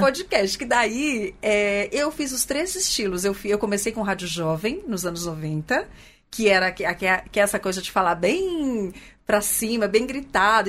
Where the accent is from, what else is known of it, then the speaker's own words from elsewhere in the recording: Pirassununga, São Paulo, Brazil; accent: caipira; moved away; Eu sou de Pirassununga, terra da pinga.